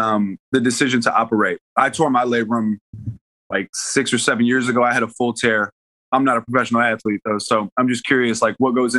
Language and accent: English; Houston, Texas, United States; now in Los Angeles, United States; I'm from Houston, man. So I just came from the sauna that is Houston, Texas. And now I'm back in LA.